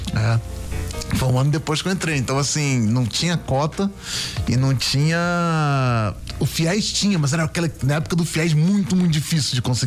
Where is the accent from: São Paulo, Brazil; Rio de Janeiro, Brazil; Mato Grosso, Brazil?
Rio de Janeiro, Brazil; Niterói; eu sou lá de Niterói, é lá do Morro de Santo Inácio